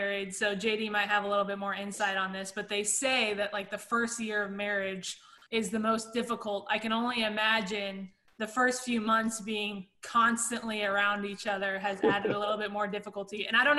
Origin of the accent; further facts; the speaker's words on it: Texas, United States; moved away as an adult; now in Louisiana, United States; but you're from Texas, I'm from Texas, JD's from Georgia, but we've all lived in Louisiana for a little bit of time now